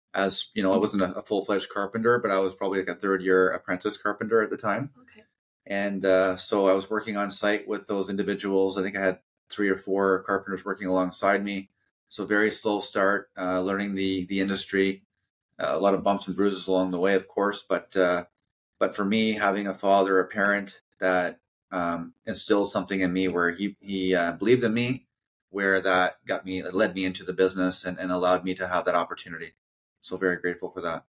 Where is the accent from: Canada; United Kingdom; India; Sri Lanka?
Canada; New Brunswick; moved away as an adult; also born or lived in Vancouver; born and raised in New Brunswick.